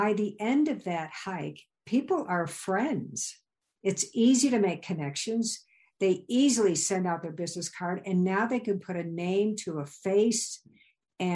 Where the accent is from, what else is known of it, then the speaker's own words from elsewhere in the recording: Illinois, United States; moved away as an adult; also born or lived in Virginia / Wyoming; I grew up in Illinois.